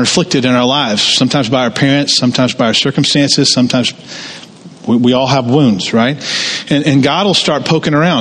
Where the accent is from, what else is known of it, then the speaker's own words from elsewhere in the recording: Jonesboro, Georgia, United States; moved away; I grew up in Tara, Jonesboro, the home of Gone with the Wind